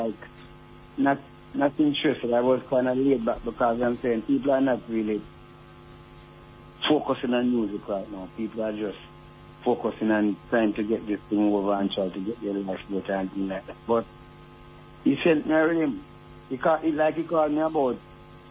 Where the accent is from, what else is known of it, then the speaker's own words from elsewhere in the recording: Jamaica; I was growing up in Jamaica